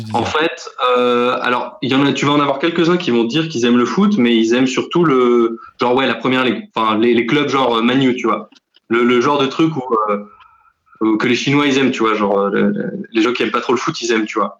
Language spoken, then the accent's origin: French; Paris, Île-de-France, France; je suis parisien.